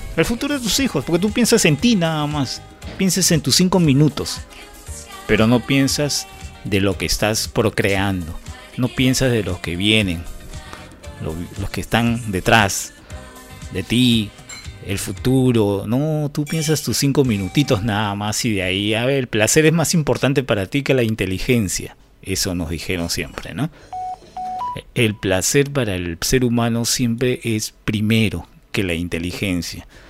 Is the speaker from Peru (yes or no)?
yes; Peru; para mí como ciudadano peruano